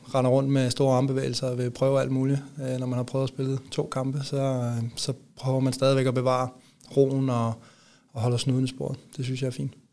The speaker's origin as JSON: {"language": "Danish", "area": "near Copenhagen", "region": "Capital Region of Denmark", "country": "Denmark", "tie": "born or raised there", "also_born_or_lived": "Odense", "moved": "as an adult", "lives_now": "Aalborg, Denmark", "said": "jeg er vokset op ikke ret langt væk fra, ja, fra, fra broerne derinde"}